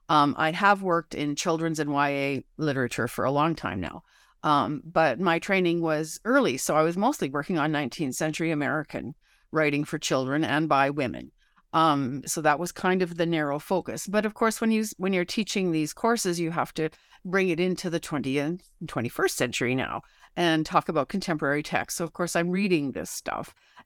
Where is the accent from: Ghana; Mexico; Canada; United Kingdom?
Canada; I'm a Canadian